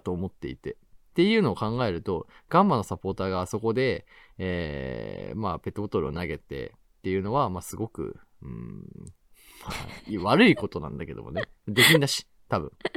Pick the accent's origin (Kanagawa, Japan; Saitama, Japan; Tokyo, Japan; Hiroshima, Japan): Tokyo, Japan; Tachikawa; moved away; 生まれ育った立川